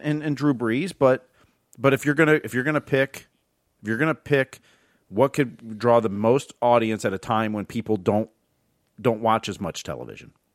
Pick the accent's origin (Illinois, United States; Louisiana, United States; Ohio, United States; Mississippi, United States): Ohio, United States; Northwest; moved away as an adult; I grew up in Northwest Ohio